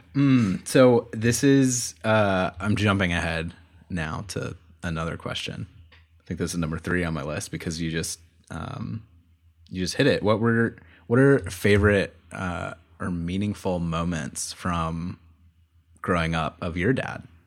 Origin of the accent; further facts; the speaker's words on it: Florida, United States; I grew up in Florida and my dad was from Florida.